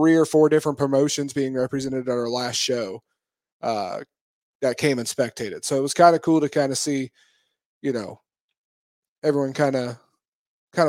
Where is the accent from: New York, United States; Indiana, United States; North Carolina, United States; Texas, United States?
Indiana, United States; Richmond; moved away; my hometown